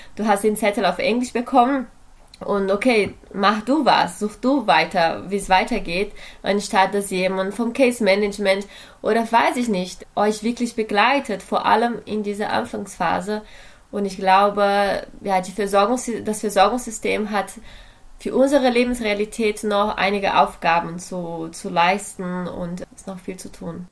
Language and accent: German; Brazil; now in Germany; Ich komme aus Brasilien, lebe aber in Deutschland seit äh, einer Weile